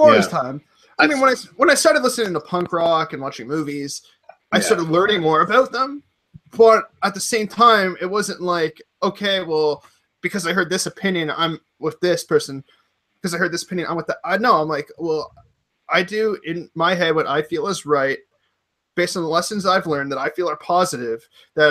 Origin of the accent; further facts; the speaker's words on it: Canada; I'm Canadian